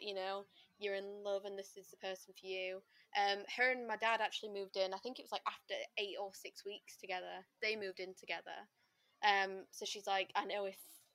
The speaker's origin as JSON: {"language": "English", "town": "Sheffield", "region": "Yorkshire and the Humber", "country": "United Kingdom", "moved": "as an adult", "lives_now": "Nottingham, United Kingdom", "said": "I was from Sheffield and then I moved to Nottingham"}